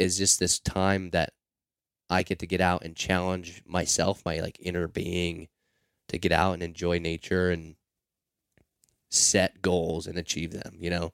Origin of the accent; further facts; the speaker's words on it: Seattle, Washington, United States; growing up in Seattle. I'm, I'm outside of Seattle, but still in the city